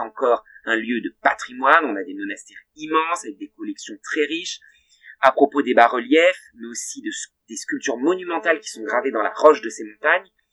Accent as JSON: {"language": "French", "area": "Val d'Oise", "region": "Île-de-France", "country": "France", "said": "dans le Val d'Oise, dont je suis originaire"}